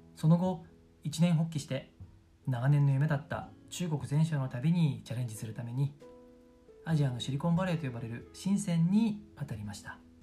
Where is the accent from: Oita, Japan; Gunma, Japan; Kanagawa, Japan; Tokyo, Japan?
Tokyo, Japan; moved away as an adult; also born or lived in Sendai, Miyagi / Yamagata / Shanghai, China / United Kingdom; 地元は東京にある古着のメッカ下北沢です